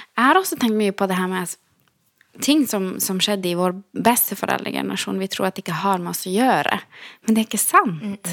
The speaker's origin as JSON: {"language": "Norwegian", "town": "Kautokeino", "region": "Finnmark", "country": "Norway", "said": "Der jeg kommer fra Kautokeino"}